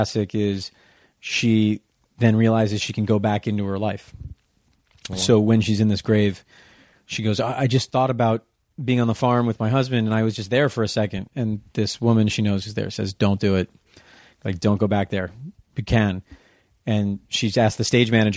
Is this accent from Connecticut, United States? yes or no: yes; Darien, Connecticut, United States; I grew up in Darien, Connecticut